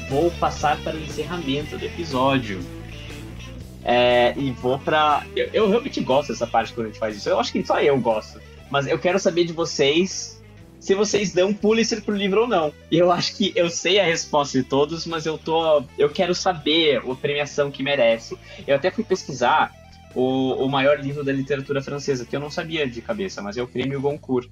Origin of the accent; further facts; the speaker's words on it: Brazil; nós, como brasileiros